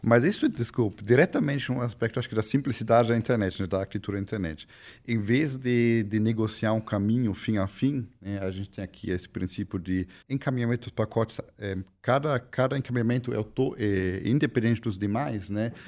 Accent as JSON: {"language": "Portuguese", "country": "Germany", "moved": "yes", "lives_now": "Brazil", "said": "sou alemão, formado em ciência da computação"}